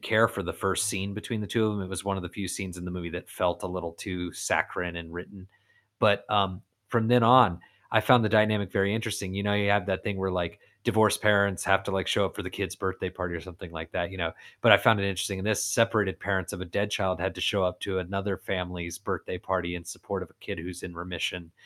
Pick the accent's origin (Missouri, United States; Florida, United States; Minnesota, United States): Florida, United States; I'm from Florida